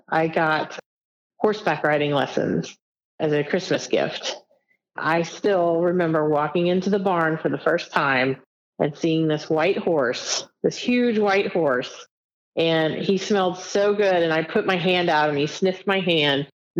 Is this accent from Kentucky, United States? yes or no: yes; Edgewood, Kentucky, United States; also born or lived in San Antonio, Texas; I was born in San Antonio, Texas. I was an Army baby. We moved around a lot, but then settled in Northern Kentucky, in Edgewood, Kentucky, which is near Cincinnati, Ohio. I lived there until very, very recently.